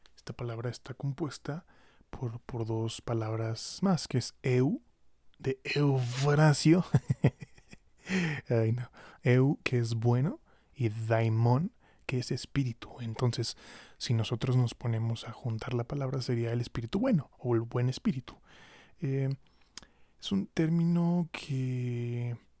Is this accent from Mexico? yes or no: yes; Mexico; como mexicanos seamos capaces